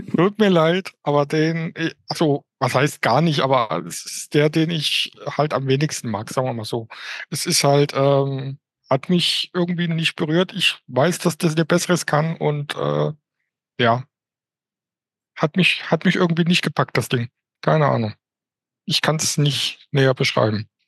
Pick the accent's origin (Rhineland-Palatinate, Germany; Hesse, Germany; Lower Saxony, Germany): Hesse, Germany; Offenbach am Main; ich komme aus Offenbach bei Frankfurt